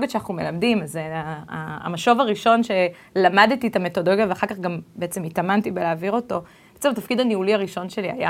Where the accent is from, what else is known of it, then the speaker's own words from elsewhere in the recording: United States; born there; also born or lived in Israel; נולדתי בארצות הברית, וחייתי רק ככה לתת המחשה, מתוך 12 שנות לימוד ראשונות, הייתי בשמונה בתי ספר שונים